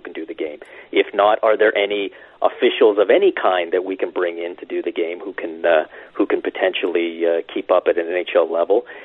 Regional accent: Canada; as a Canadian fan

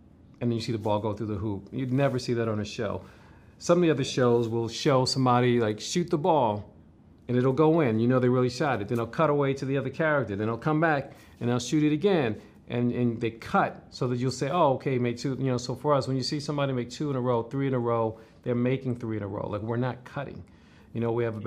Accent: New York City, New York, United States; Growing up in New York and the Bronx

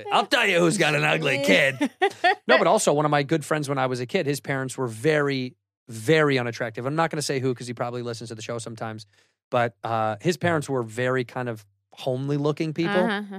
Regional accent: Chicago, Illinois, United States

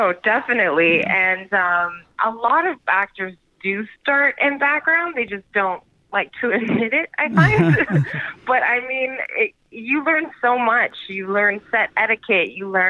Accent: Vancouver, British Columbia, Canada; Yeah, I mean, horseback riding was kind of a must because that was what my dad did. So we grew up riding and taking care

